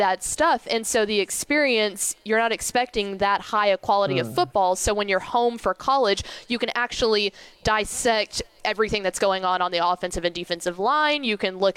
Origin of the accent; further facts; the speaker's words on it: Llano, Texas, United States; I grew up in Llano.